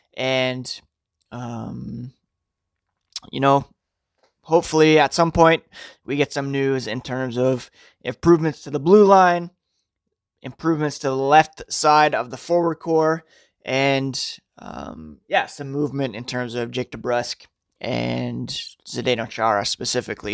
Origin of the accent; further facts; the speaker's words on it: Ottawa, Ontario, Canada; I grew up in Ottawa